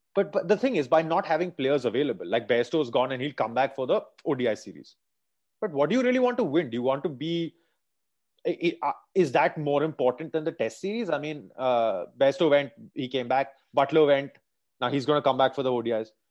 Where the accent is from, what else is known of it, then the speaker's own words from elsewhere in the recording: India; growing up in India